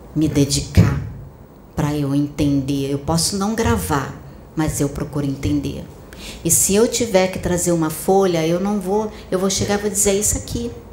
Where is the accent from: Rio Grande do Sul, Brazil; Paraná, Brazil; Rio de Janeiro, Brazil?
Rio de Janeiro, Brazil; Campo Grande; moved away; also born or lived in Maia; Eu nasci em Campo Grande, eu morei durante um tempo em Campo Grande antes de vir para Maia